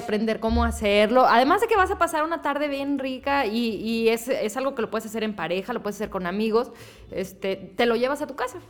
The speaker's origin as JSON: {"language": "Spanish", "town": "Saltillo", "region": "Coahuila", "country": "Mexico", "also_born_or_lived": "Mexico City", "said": "De Saltillo."}